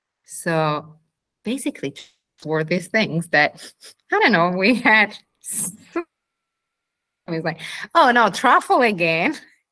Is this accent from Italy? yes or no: yes; Piedmont, Italy; I grew up in Piedmont. I have this big connection with Piedmont.